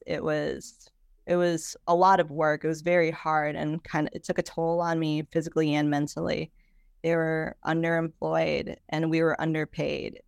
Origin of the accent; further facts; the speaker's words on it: Chicago, Illinois, United States; I am from Chicago